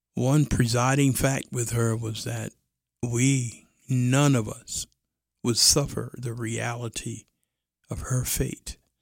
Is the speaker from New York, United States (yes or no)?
yes; New York City, New York, United States; I was raised in Brooklyn